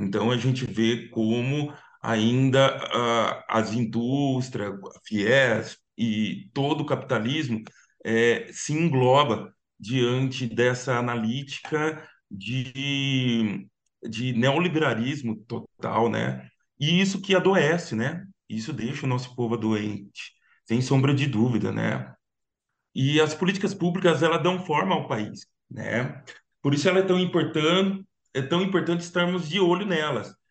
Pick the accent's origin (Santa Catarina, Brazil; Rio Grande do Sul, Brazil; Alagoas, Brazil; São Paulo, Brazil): São Paulo, Brazil; Piracicaba; accent: caipira; moved away as an adult; now in São Paulo, Brazil; eu sou caipira sicabano, sou do interior, mas estou morando aqui em São Paulo já, já faz um ano